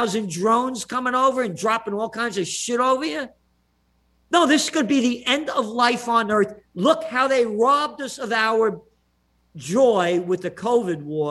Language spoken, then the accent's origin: English; New York City, New York, United States; also born or lived in Kingston; born in the Bronx